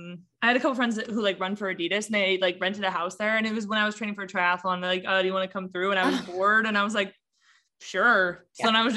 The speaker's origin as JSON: {"language": "English", "town": "San Diego", "region": "California", "country": "United States", "tie": "born or raised there", "also_born_or_lived": "Eugene, Oregon", "said": "You know, I grew up in California. It's just, in San Diego, it's beautiful here."}